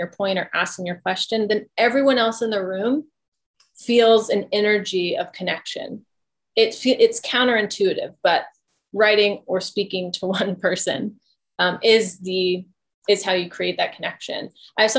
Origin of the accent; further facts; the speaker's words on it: the South, United States; I grew up in the South around a whole bunch of different cultures. My family is Cajun